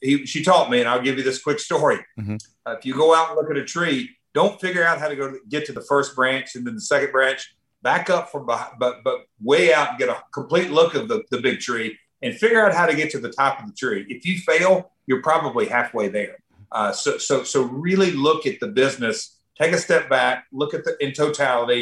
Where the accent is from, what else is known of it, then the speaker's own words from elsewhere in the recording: Nashville, Tennessee, United States; I'm from Nashville, Music City